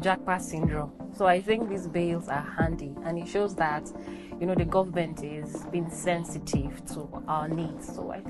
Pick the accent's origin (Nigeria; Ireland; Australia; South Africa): Nigeria; Nasarawa; from Nasarawa State.